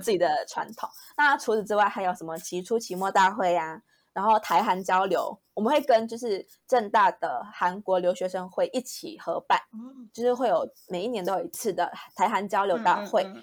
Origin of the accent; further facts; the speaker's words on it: Malaysia; moved away as an adult; 我是马来西亚人